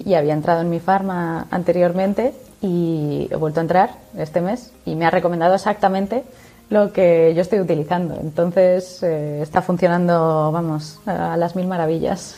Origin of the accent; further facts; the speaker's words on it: Zaragoza, Aragon, Spain; yo que soy de Zaragoza